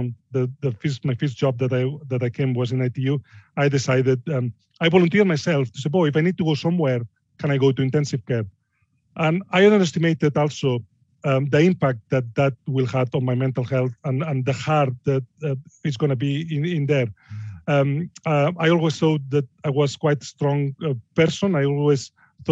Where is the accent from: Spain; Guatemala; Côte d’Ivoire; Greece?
Spain; Barcelona, Catalonia; English is a second language; moved away as an adult; now in Yorkshire, United Kingdom; I'm from Barcelona